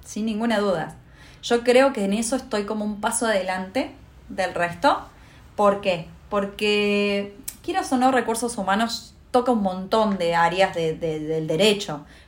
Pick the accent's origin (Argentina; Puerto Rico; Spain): Argentina; interior of Córdoba province; moved away as an adult; now in Buenos Aires, Argentina; sos del interior, del interior, ¿no? Porque no soy ni siquiera de Córdoba Capital